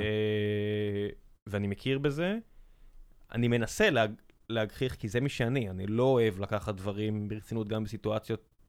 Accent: Beersheba, Southern District, Israel; moved away; also born or lived in Tel Aviv; כילד באר שבעי, ואז כשעברנו לתל אביב

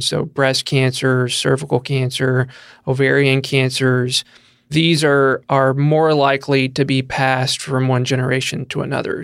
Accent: Tennessee, United States; now in Kentucky, United States; I'm from Tennessee, same there. We love to be outside. I grew up on a farm

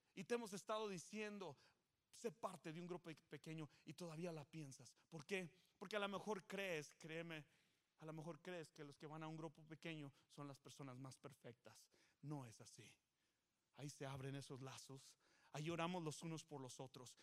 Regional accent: Mexico; now in United States

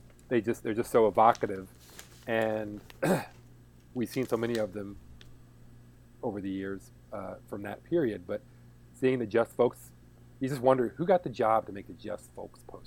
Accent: Kansas City, Missouri, United States; born or raised there

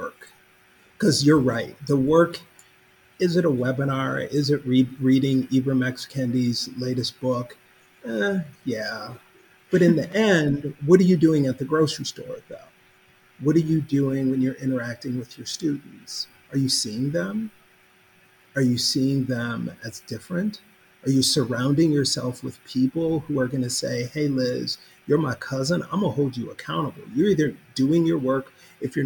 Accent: Minneapolis, Minnesota, United States; now in Kentucky, United States; my hometown

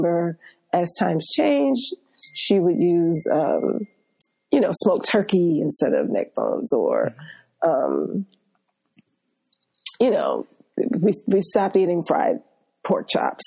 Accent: New York City, New York, United States; I grew up here in New York in an area of Queens called Marlton, Queens. It's in Southeast Queens

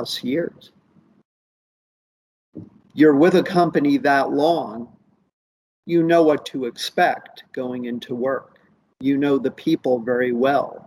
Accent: Princeton, New Jersey, United States; I was growing up in Princeton, New Jersey

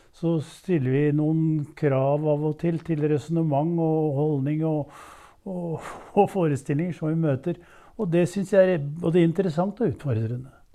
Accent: Våle, Vestfold, Norway; moved away as an adult; also born or lived in Jeløya, Moss; I eh, det som da het Våle kommune, 15 km nord for Tønsberg

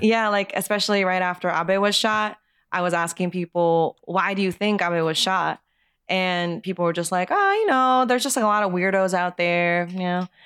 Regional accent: Japan; moved away as an adult; now in United States; I was born and raised in Japan until I was 18

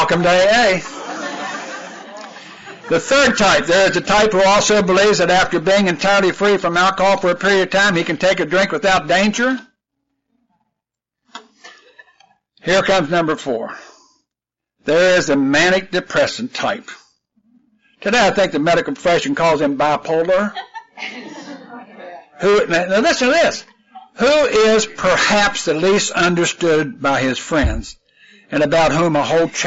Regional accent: West Virginia, United States; moved away; I'm originally from West Virginia, and where I lived in West Virginia, we had real fertile soil.

